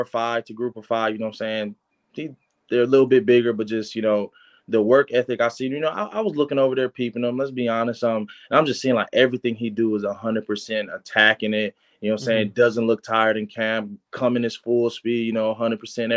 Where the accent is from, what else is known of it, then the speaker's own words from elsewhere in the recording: Los Angeles, California, United States; I'm from Los Angeles